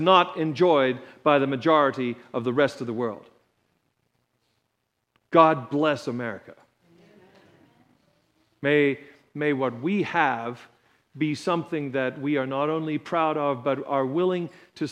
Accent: United States; as an American

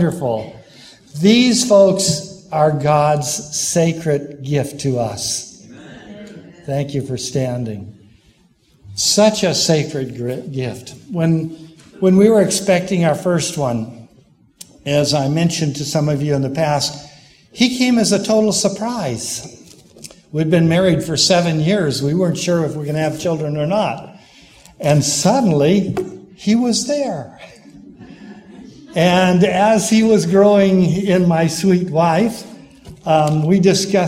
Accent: Pomona, California, United States; moved away as an adult; also born or lived in South Carolina; I grew up in the Pomona Church

